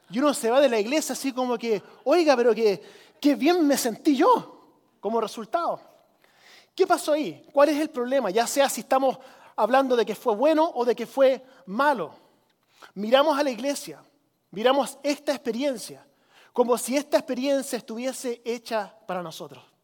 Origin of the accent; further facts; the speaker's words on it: Chile; Y yo crecí como misionero en Chile, ¿cierto? En los ochentas cuando era un país del tercer mundo